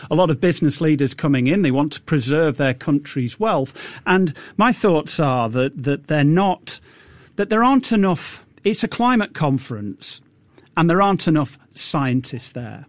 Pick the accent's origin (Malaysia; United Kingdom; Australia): United Kingdom; now in Singapore; So the United Kingdom, I'm British